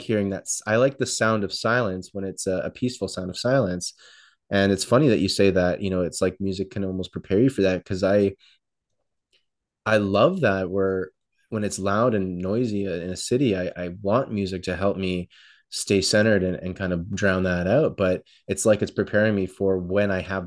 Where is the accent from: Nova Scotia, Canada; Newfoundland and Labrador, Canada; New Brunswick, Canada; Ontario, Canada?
Ontario, Canada; Toronto; Growing up in Toronto